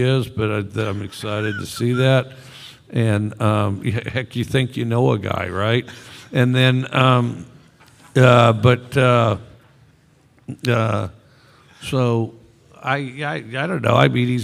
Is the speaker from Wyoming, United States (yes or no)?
yes; Cody, Wyoming, United States; moved away; where I grew up in Cody, Wyoming